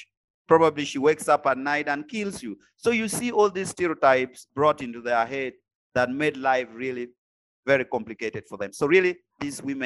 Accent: Gulu, Northern Region, Uganda; also born or lived in Lalogi; I am from Gulu

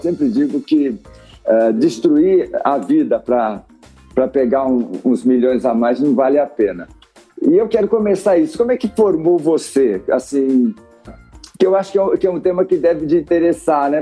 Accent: Santos, São Paulo, Brazil; moved away; Eu sou de Santos, vivi em São Paulo

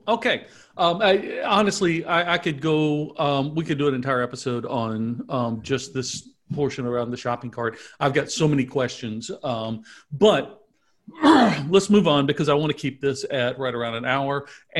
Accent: Mobile, Alabama, United States; Growing up in Mobile, Alabama

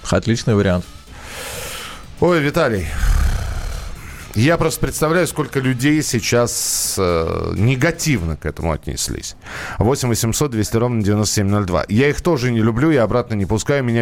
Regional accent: Saratov, Saratov Oblast, Russia; Буквально 20 числа, вот я сам из Саратова

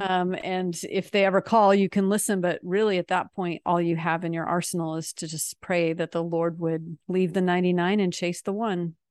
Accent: Seattle, Washington, United States; moved away as an adult; also born or lived in France; now in North Texas, United States; we're actually from Seattle, but we are exiled in sweaty Texas right now

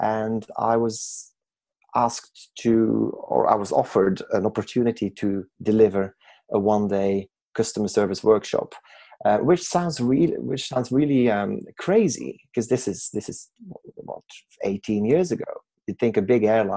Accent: Belgium; moved away as an adult; I was born and raised in Belgium

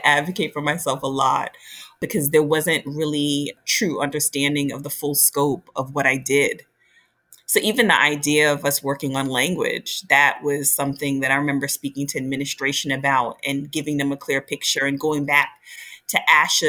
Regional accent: New York City, New York, United States; I was from New York City

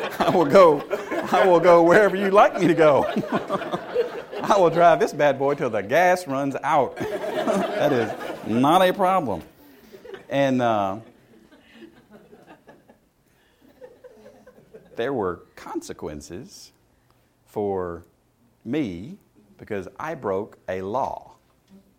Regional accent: the South, United States; where I grew up in the South

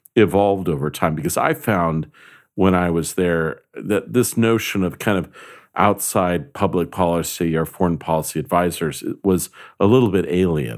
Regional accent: California, United States; I grew up in California

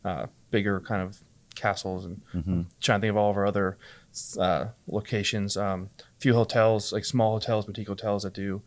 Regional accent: Long Island, New York, United States; I grew up in Long Island

